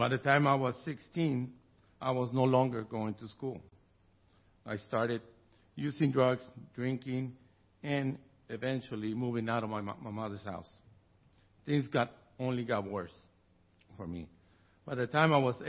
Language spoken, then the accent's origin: English; Tijuana, Baja California, Mexico; I was born and raised in Tijuana, Mexico